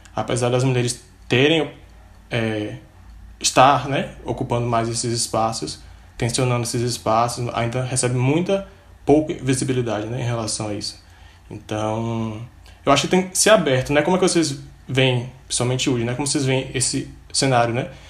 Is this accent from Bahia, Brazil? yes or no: yes; Cachoeira, Bahia, Brazil; vinda diretamente de Cachoeira, que também é minha terra natal